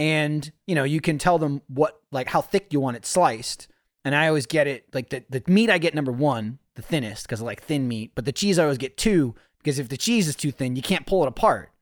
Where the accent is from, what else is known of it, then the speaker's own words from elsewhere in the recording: New Jersey, United States; growing up in New Jersey, everyone sold sandwiches